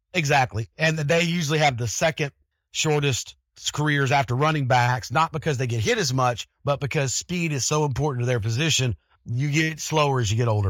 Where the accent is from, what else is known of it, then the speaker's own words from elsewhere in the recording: Denver, Colorado, United States; growing up in Denver, I played with a lot of the seventies and eighties Broncos teams